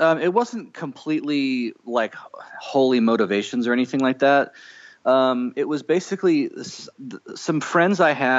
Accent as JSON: {"language": "English", "area": "Orange County", "region": "Southern California", "country": "United States", "tie": "born or raised there", "said": "I grew up in Orange County, and my house wasn't really very religious."}